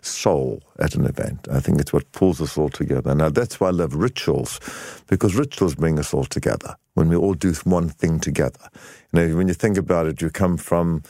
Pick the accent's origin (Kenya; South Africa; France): South Africa; my husband, now, Danny, comes from Argentina, and I'm from South Africa.